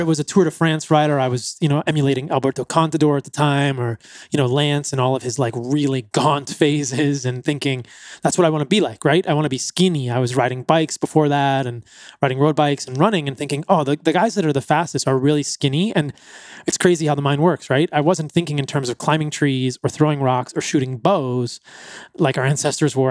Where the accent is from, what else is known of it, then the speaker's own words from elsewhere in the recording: East Coast, United States; growing up on the East Coast. I grew up in the suburbs.